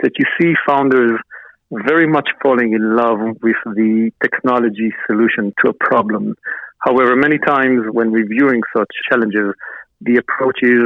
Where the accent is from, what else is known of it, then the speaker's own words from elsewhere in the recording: Israel; moved away as an adult; also born or lived in New York, United States; I was born and raised in Israel, moved to New York at the early 1990s